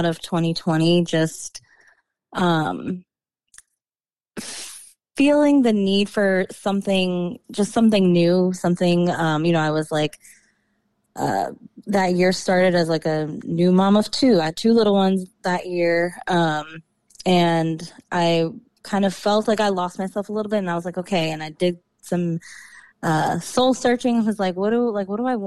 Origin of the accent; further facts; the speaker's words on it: New York, United States; moved away as an adult; also born or lived in DMV area (Washington DC metropolitan area); now in DMV area (Washington DC metro), United States; I was born and raised in New York